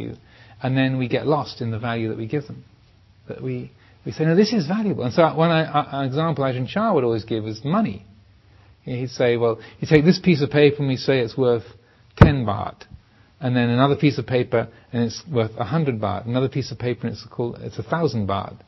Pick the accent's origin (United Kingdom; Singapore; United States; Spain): United Kingdom; England; I am English, I am a man, I am a Theravadan, I am a monk